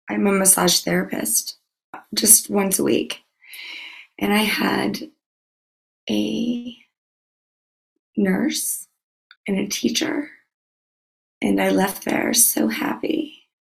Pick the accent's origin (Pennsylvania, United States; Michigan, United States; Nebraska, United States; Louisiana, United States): Louisiana, United States; No, I'm from Louisiana.